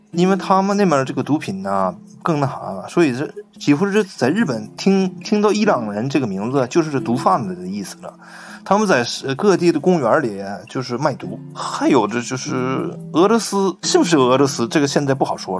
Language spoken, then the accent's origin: Chinese; China; 我们中国人